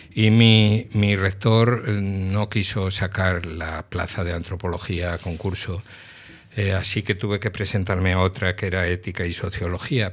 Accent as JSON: {"language": "Spanish", "town": "Madrid", "region": "Community of Madrid", "country": "Spain", "tie": "born or raised there", "also_born_or_lived": "Mallorca", "said": "yo nací en Madrid"}